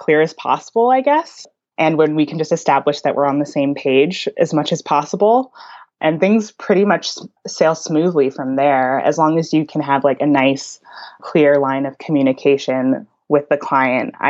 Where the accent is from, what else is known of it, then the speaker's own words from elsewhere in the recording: White Plains, New York, United States; moved away as an adult; now in Brooklyn, United States; I grew up in White Plains, New York, suburban kid all the way. Even though I'm in Brooklyn now and I've been here for a few years